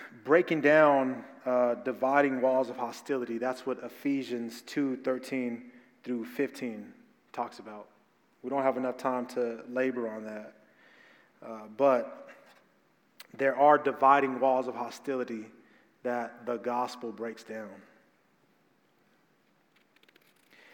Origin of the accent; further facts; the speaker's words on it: Phoenix, Arizona, United States; Growing up in South Phoenix, growing up in black and brown community